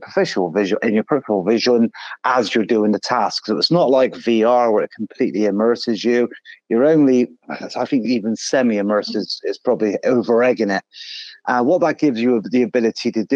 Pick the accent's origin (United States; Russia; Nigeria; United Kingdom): United Kingdom; Being British